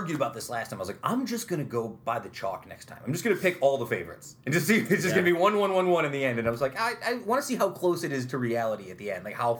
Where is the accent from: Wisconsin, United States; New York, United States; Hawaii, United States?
New York, United States; Utica; growing up in South Utica